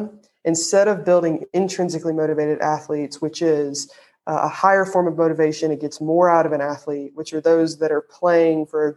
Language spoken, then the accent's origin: English; the South, United States; accent: Southern; my Southern accent just came out